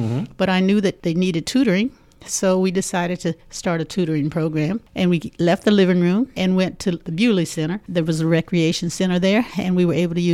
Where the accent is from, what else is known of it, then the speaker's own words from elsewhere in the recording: Louisiana, United States; now in Muncie, United States; I am from Louisiana